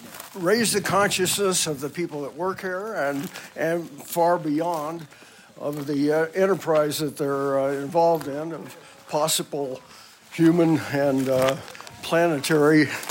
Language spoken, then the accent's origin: English; Berkeley, California, United States; I'm from Berkeley, California.